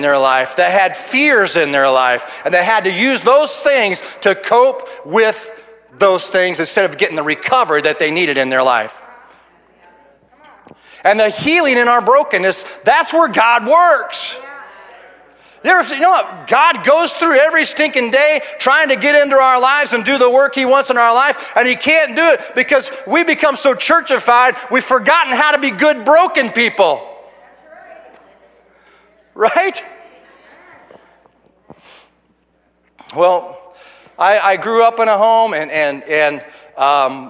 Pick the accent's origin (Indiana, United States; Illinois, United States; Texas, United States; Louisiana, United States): Illinois, United States; Urbana; I come from Urbana, Illinois, and a little bit about myself is I was raised in a home that was all broken up